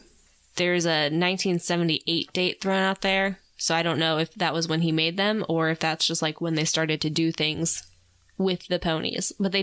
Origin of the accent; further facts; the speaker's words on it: Texas, United States; We're Texan.